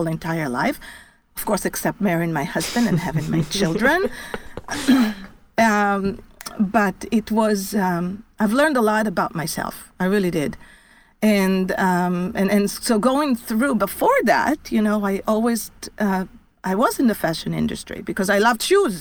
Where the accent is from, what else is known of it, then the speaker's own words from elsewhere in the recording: Israel; moved away as an adult; I was born in Israel. And I lived in Israel until I was pretty much after my IDF service